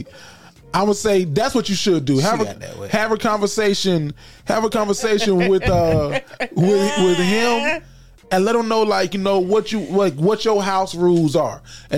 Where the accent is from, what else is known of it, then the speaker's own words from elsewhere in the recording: the South, United States; accent: Southern; I talk like I'm from the South. Like, I talk with this dialect because of where I grew up around.